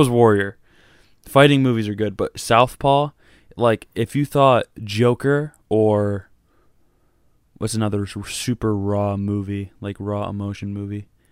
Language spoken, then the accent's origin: English; Michigan, United States; Detroit, just because, like, that's my home state